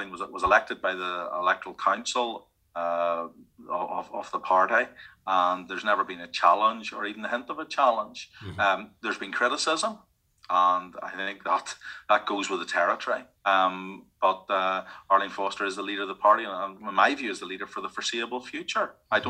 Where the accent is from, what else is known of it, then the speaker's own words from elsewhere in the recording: Northern Ireland, United Kingdom; Now, I always say I'm from Northern Ireland, or task myself, I am British. I mean, I'm British by birth and British by right and British by birthright. But I always see myself as a person from Northern Ireland